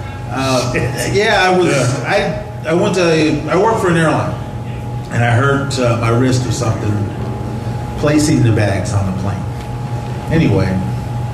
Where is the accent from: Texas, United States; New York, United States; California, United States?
California, United States; Oakland; now in Nebraska, United States; I grew up in Oakland, California